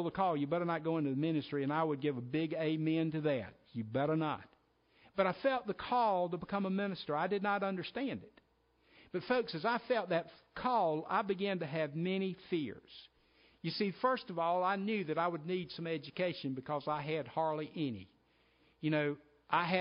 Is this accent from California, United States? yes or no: no; Sparkleberry Swamp, South Carolina, United States; moved away as an adult; now in Roxboro, United States; my home, my hometown, my home church, my family, my friends, and more than anything else, Sparkleberry Swamp.